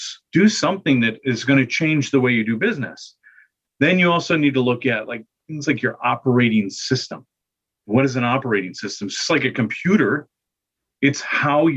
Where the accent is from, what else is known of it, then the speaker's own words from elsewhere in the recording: Michigan, United States; moved away; I'm from Michigan originally